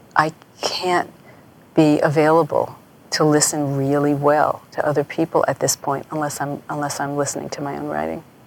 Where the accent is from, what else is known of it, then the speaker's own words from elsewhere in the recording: New York, United States; I grew up in New York